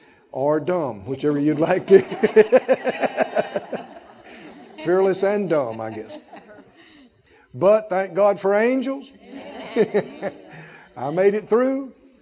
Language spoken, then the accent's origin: English; the South, United States; born there; I talked about being born to my parents and so I'm a Moor. I was born in the South. I was born a country boy.